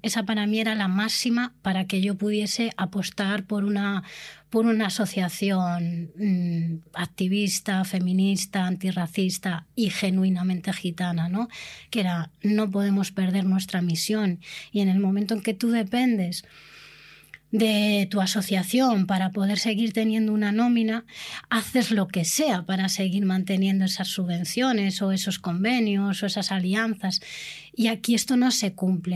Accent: Spain; Somos una minoría, pero somos españolas, somos la única minoría española, nacional.

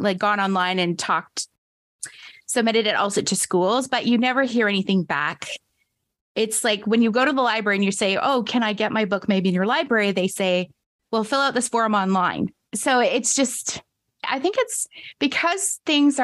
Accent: Canada; here in my hometown

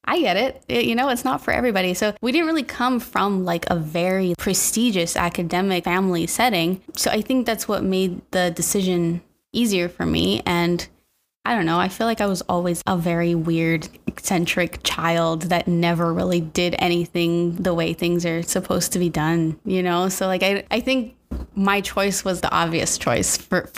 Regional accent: Temecula, California, United States; moved away as an adult; also born or lived in Los Angeles; we moved to LA from Temecula. It's not too far out of LA, actually.

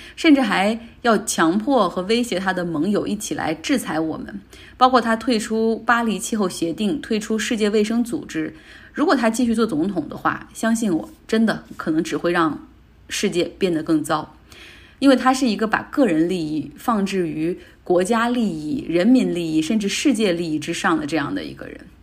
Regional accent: Northeast China, China; 我们东北那边又出现了下岗潮

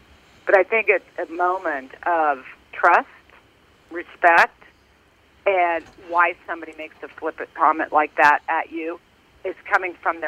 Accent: Lawrence, Kansas, United States; I'm just born and raised in Lawrence, Kansas, so I thought, oh, my gosh, here we go with another slang word.

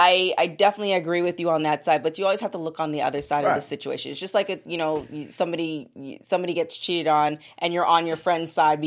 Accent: Canada; I'm Canadian.

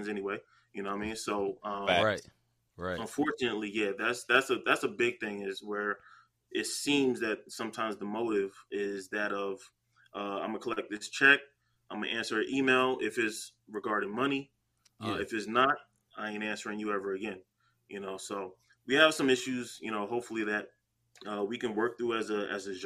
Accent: New Jersey, United States; I'm from Jersey

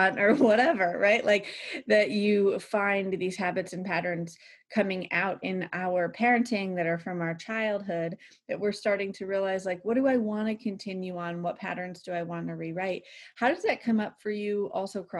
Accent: United States; I grew up near Ohio

